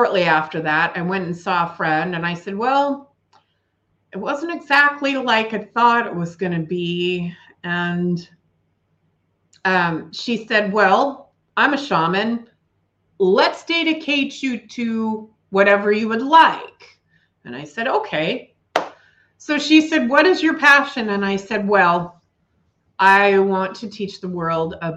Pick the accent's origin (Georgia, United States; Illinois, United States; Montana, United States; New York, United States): Montana, United States; Billings; now in Bridger, United States; my hometown of Billings and where I currently live in Bridger